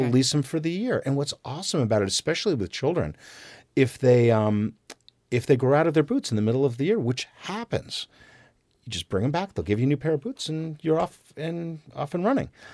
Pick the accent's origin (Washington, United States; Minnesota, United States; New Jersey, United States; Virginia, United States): New Jersey, United States; now in Vermont, United States; I grew up in New Jersey